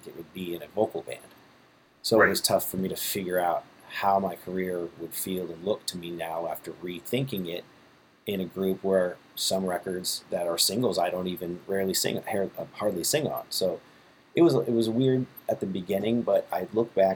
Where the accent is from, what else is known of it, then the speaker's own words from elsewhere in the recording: San Diego, California, United States; I'm from San Diego